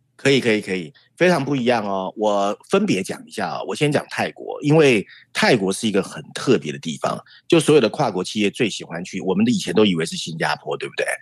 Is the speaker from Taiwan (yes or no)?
yes; Taiwan; 你知道我们台湾人很好吃嘛